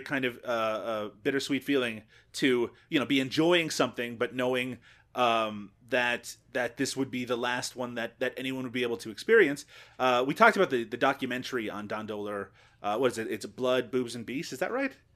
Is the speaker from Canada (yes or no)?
yes; Canada; as a Canadian